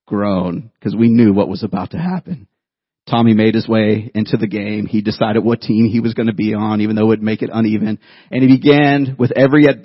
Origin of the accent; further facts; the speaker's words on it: Youngstown, Ohio, United States; 10 years old, I grew up in Youngstown, Ohio